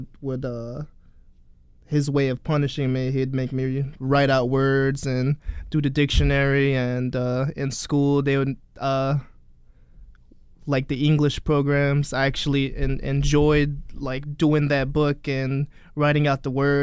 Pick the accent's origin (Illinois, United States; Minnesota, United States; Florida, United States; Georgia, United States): Illinois, United States; Chicago; growing up here